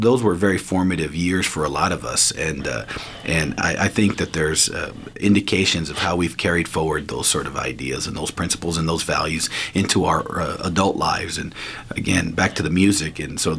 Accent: Los Angeles, California, United States; I grew up in East Los Angeles in Boyle Heights.

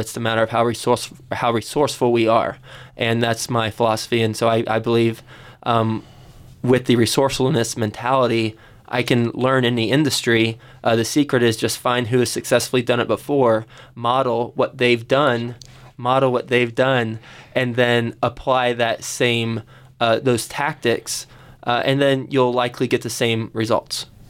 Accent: Fort Worth, Texas, United States; I grew up in Fort Worth, Texas

